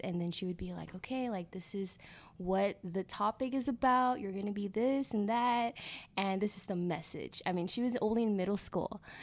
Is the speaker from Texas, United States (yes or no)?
yes; McAllen, Texas, United States; I was born here in McAllen, born and raised